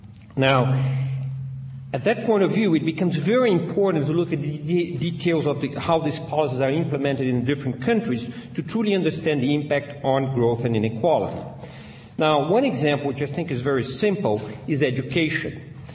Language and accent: English; Brazil; now in Princeton, United States; I was born in Brazil